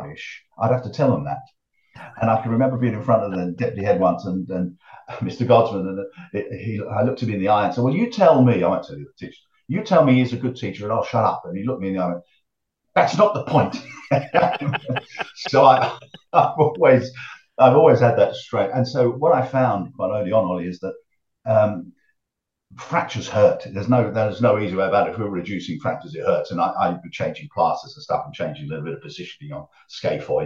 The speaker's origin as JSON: {"language": "English", "town": "Harlow", "region": "East of England", "country": "United Kingdom", "tie": "born or raised there", "also_born_or_lived": "Willesden, London", "said": "I was born in Willesden in North London, but Dad moved us when I was about 6 to Harlow in Essex."}